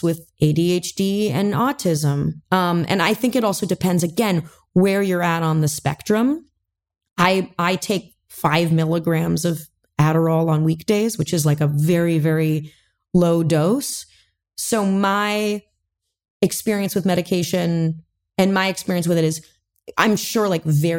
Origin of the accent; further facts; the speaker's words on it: Manhattan Beach, California, United States; I grew up in Manhattan Beach, California